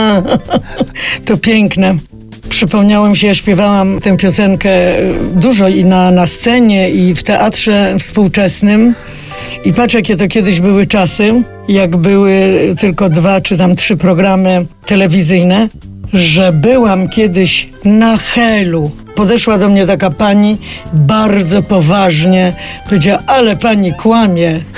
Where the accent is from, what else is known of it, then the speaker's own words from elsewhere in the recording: Wrocław, Lower Silesian Voivodeship, Poland; moved away as an adult; also born or lived in Kraków; jestem z Wrocławia